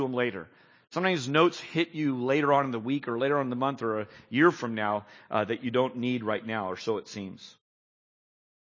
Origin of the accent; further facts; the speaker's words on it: San Jose, California, United States; I was born and bred in San Jose, so I just live and breathe the air of Silicon Valley